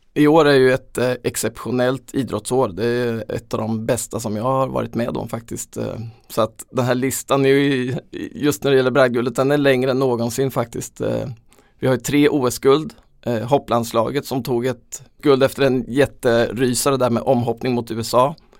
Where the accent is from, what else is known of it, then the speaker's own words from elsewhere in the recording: Småland, Sweden; vi lyssnade på radion hemma i Småland